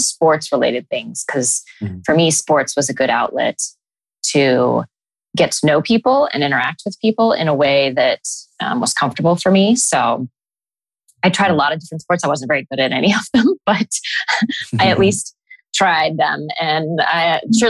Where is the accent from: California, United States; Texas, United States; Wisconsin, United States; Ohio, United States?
Ohio, United States; Columbus; I was born and raised in Columbus, Ohio.